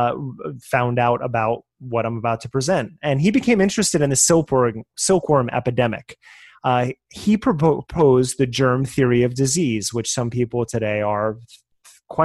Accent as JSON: {"language": "English", "region": "New Jersey", "country": "United States", "said": "I am from New Jersey, so forgive my accents on things"}